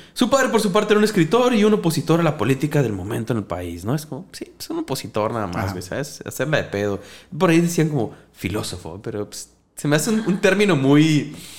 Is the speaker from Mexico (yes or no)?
yes; Mexico; Nosotros como mexicanos